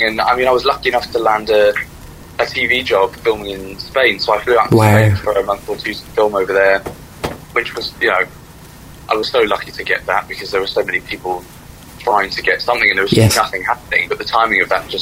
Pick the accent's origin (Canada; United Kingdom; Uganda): United Kingdom; as British people